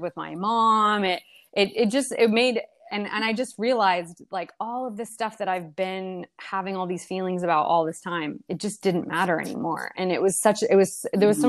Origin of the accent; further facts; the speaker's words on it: Maine, United States; also born or lived in Brazil; they just kind of drove back to the US and bought a, blueberry farm in Maine